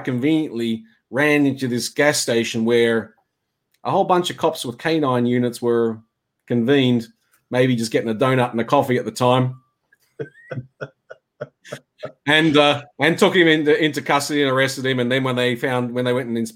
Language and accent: English; Queensland, Australia; moved away; I'm originally a Queenslander